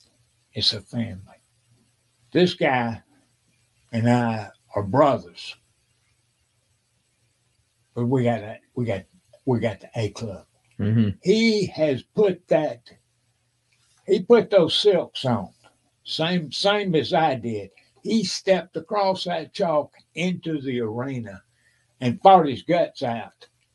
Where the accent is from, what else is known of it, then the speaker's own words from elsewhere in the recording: Washington, United States; I said, no. I'm from Washington.